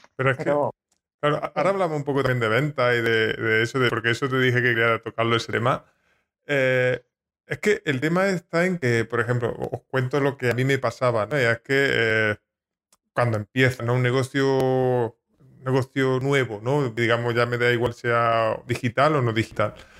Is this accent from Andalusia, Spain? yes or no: yes; Jaén, Andalusia, Spain; Yo soy de Jaén, hablo mm, peculiar